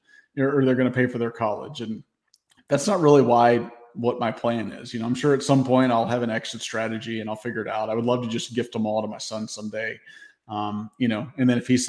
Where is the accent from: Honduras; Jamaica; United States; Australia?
United States; Memphis, Tennessee; I grew up in Memphis.